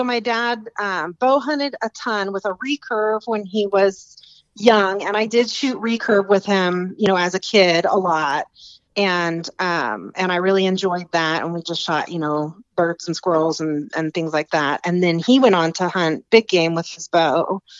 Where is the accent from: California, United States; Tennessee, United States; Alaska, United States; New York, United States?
Alaska, United States; I was born and raised in Alaska, and have lived up there most of my life, and just recently relocated in just the last few years down to northern Arizona.